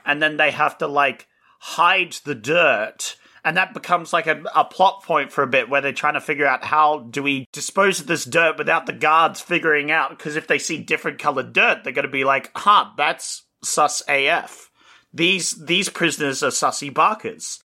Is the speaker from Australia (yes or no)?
yes; Australia; We're Australian